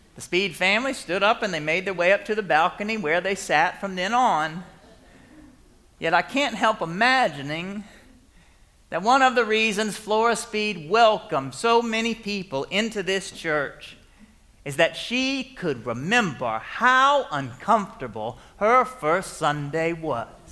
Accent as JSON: {"language": "English", "town": "Marietta", "region": "Georgia", "country": "United States", "said": "I was from Marietta."}